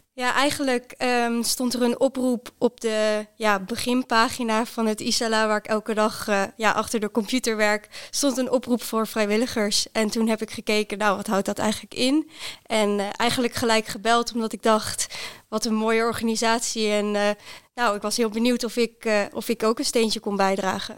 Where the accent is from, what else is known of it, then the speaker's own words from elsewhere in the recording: Netherlands; moved away as an adult; also born or lived in Groningen; now in Zwolle, Netherlands; ik kom oorspronkelijk uit Weijen